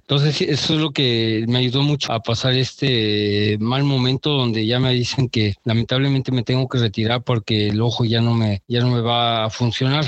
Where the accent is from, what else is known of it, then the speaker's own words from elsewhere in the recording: Mexico; uno como mexicano